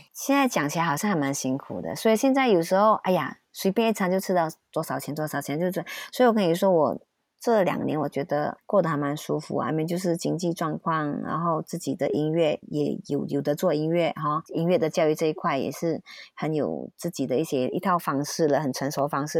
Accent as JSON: {"language": "Chinese", "country": "Malaysia", "also_born_or_lived": "Taiwan / Beijing", "moved": "as an adult", "said": "我以前在马来西亚，就是我喜欢一个，一句话里面我加中文、英文、马来文或者是潮州或广东话"}